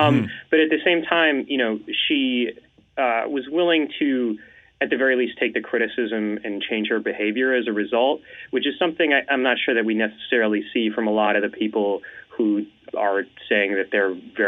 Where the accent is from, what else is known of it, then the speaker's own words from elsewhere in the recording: Washington, District of Columbia, United States; born there; So I was born in Washington, D.C. My father was worked for the State Department, and so we moved around a lot.